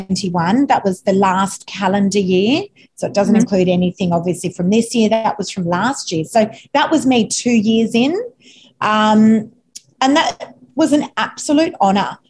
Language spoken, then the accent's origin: English; Sydney, New South Wales, Australia; I'm actually not from the Northern Beaches. I'm an eastern suburbs girl